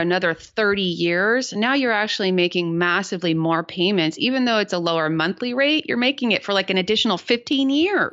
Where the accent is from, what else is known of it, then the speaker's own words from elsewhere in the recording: San Jose, California, United States; my hometown, which is San Jose, California